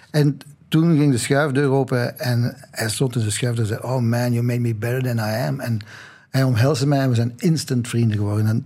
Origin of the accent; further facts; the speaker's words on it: Belgium; En ik ben ook wel zo hoor, want ik ben een Belg in hart en nieren.